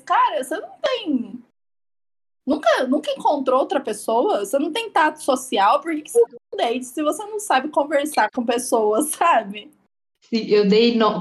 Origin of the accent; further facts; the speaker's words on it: São Paulo, Brazil; eu sou paulista